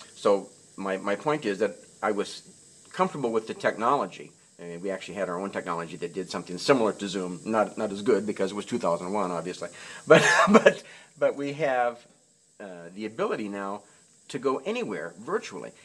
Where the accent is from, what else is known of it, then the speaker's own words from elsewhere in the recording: Nebraska, United States; I grew up in Nebraska